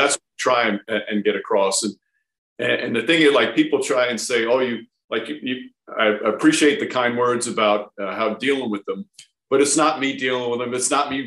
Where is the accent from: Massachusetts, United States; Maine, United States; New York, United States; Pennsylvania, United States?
New York, United States; Yonkers; I grew up in New York as a crazy Knicks fan